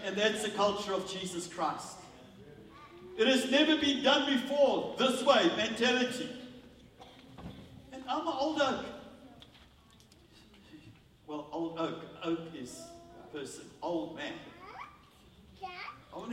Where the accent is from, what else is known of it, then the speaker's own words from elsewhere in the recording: South Africa; as a South African